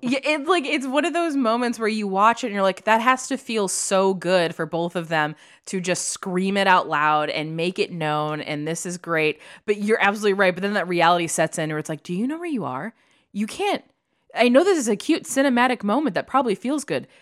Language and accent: English; Illinois, United States; I grew up in Illinois